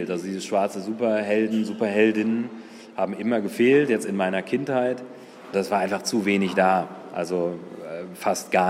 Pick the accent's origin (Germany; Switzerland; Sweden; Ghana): Ghana; Kumasi, Ashanti; born there; Also ich bin in einem Krankenhaus geboren worden in Ghana, in Kumasi